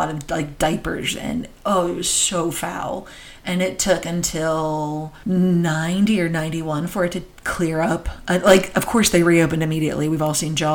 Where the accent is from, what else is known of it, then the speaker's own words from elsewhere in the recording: New Jersey, United States; I grew up in New Jersey.